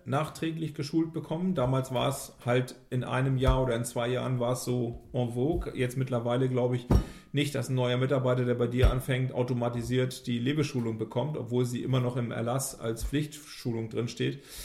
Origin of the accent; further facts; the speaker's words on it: Germany; wir als Deutsche